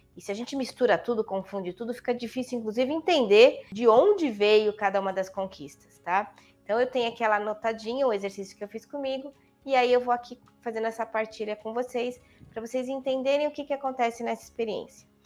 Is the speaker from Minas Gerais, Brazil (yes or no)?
no; São Paulo, Brazil; moved away as an adult; also born or lived in Copacabana, Rio de Janeiro; now in Valinhos, Brazil; eu nasci na maternidade de São Paulo, portanto na Avenida Paulista. Morei a vida toda na Avenida Paulista, né, uma paulistana da gema